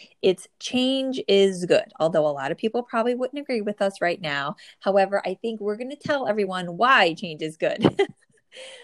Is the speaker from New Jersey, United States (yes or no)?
yes; New Jersey, United States; born or raised there